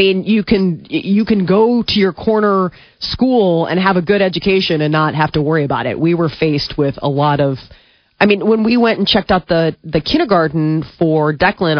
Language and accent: English; Omaha, Nebraska, United States; moved away as an adult; now in Chicago, United States; I don't come from Chicago. I come from Omaha